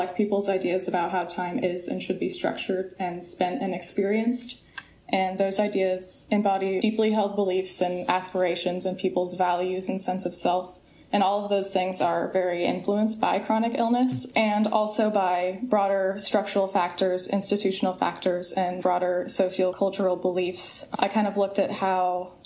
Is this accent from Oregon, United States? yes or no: yes; Corvallis, Oregon, United States; I grew up in Corvallis, Oregon, and I wanted to stay in the area.